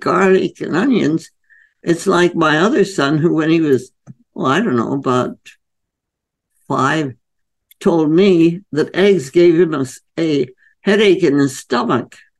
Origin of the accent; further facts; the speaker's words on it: India; moved away; I was growing up in India